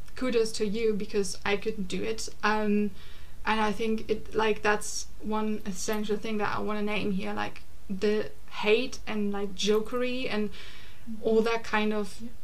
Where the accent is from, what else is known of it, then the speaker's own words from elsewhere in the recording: Germany; now in London, United Kingdom; I come from Germany